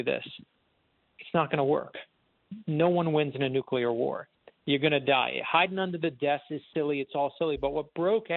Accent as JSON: {"language": "English", "region": "Florida", "country": "United States", "said": "I'm from Florida, and what we do in Florida, you know, we're always supposed to be hurricane ready."}